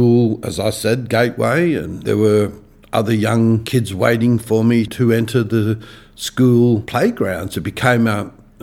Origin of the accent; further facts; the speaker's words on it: Sydney, New South Wales, Australia; now in Perth, Australia; when I was a young boy, I moved from Perth across to New South Wales, and I would have been 8-9 years of age. We moved to a place called Villawood, which was then in the outer western suburbs of Sydney, and Villawood was a extremely hard place in which to grow up